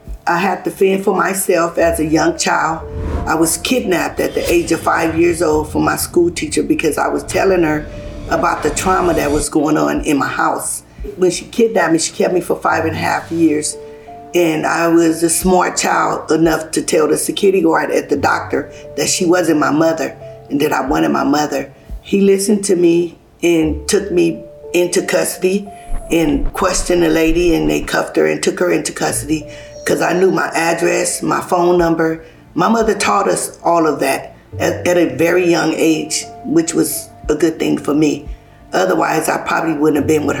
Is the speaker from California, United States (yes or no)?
yes; Los Angeles, California, United States; also born or lived in Hayti, Missouri; I was born in Hayti, Missouri. I came out here when I was 1 year old to California, living in South Central LA.